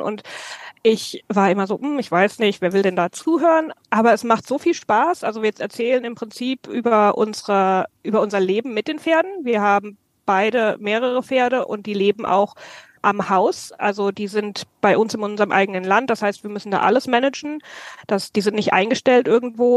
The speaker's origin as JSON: {"language": "German", "area": "near Frankfurt", "region": "Hesse", "country": "Germany", "tie": "born or raised there", "moved": "as an adult", "lives_now": "Ireland", "said": "ich bin ursprünglich aus Deutschland, ähm, Mitte Deutschland, in der Nähe von Frankfurt bin ich aufgewachsen"}